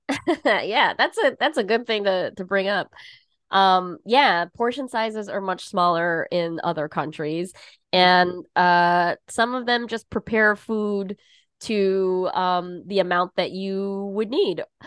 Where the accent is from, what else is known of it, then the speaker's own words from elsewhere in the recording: Southern California, United States; now in New York, United States; I grew up in California, spent, you know, my high school period of my life in Southern California